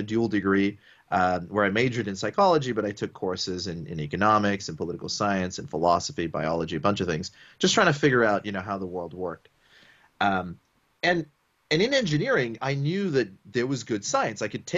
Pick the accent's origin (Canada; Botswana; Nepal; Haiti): Botswana; also born or lived in Sri Lanka / Papua New Guinea; And then I grew up in Botswana at a time when South Africa was going through apartheid.